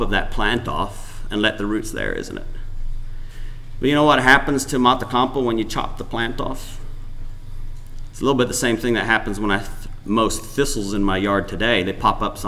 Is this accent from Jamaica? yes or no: no; Paraguay; moved away; growing up in Paraguay